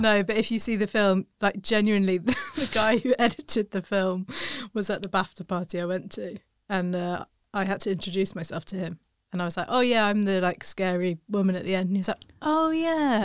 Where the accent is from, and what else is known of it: United Kingdom